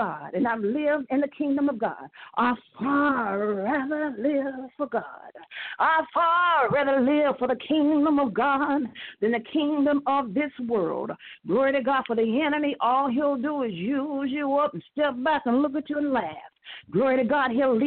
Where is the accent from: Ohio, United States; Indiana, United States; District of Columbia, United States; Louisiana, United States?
Indiana, United States; I'm from Indiana